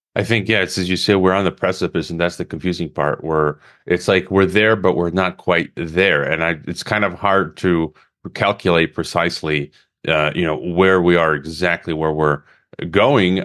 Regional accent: Chicago, Illinois, United States; moved away as an adult; also born or lived in Mongolia; I was born in Chicago in Illinois, even though I'm a Croatian citizen and uh, Mexican

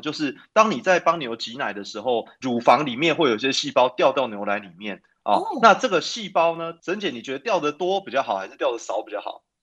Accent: Taipei, Taiwan; 我从小是在台北长大

